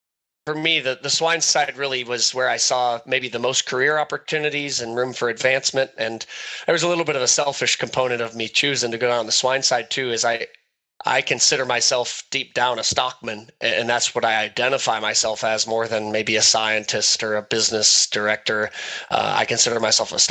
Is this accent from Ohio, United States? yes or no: yes; Northwest Ohio, United States; Grew up in Northwest Ohio on family cattle operation and row crop operation